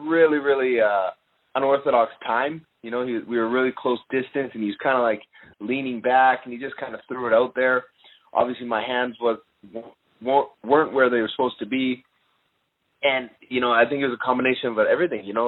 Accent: Canada; I'm Canadian

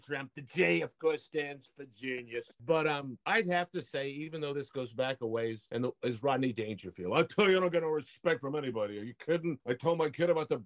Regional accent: Nashville, Tennessee, United States; I'm from Nashville, Tennessee

